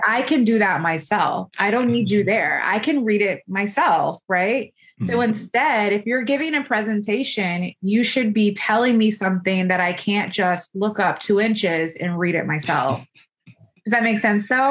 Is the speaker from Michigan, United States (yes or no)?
no; Florida, United States; moved away as an adult; also born or lived in Buffalo, New York; now in Georgia, United States; I'm from Florida, did my residency in New York, in Buffalo, New York.